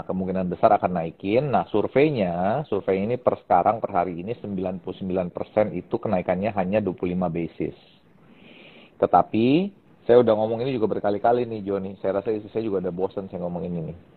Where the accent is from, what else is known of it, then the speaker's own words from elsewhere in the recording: Indonesia; kalau ditanya inflation di Indonesia seperti apa, kita bisa merasakan karena kita orang Indonesia dan kita tinggal di Indonesia.